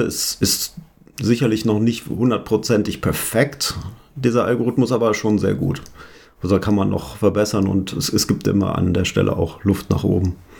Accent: Hanover, Lower Saxony, Germany; ich komme aus Hannover

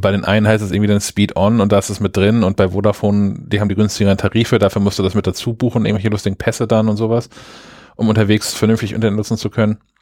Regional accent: Germany; ich nicht einfach als, als Deutscher jetzt einen Handyvertrag in Österreich abschließen darf.

